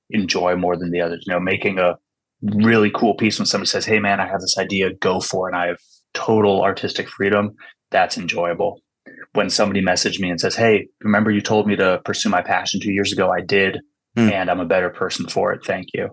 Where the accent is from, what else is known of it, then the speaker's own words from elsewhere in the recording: California Bay Area, United States; also born or lived in Washington; I grew up in California Bay Area